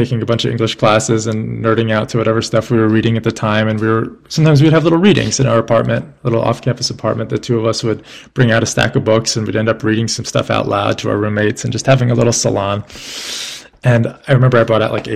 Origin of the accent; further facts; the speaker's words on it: New York City, New York, United States; We were growing up in New York City